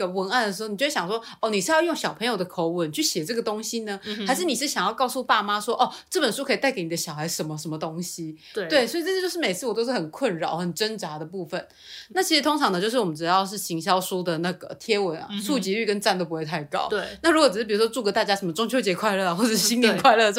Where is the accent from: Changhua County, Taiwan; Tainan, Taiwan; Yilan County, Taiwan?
Changhua County, Taiwan; 生长在彰化，其实比较多，大家都是用台语，